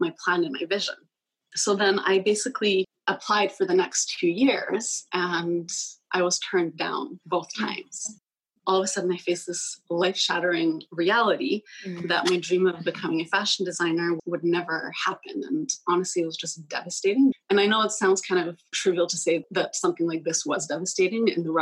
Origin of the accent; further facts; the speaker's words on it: Vancouver, British Columbia, Canada; moved away; also born or lived in Poland; I was born and raised in Vancouver, partially raised, I guess. I spent about 10 years of my life in Poland.